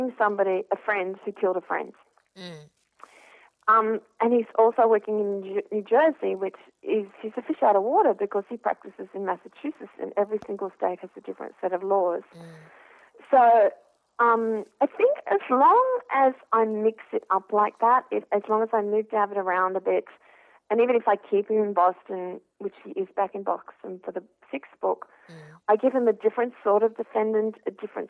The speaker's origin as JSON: {"language": "English", "country": "Australia", "said": "I'm an Australian who's worked in journalism and TV"}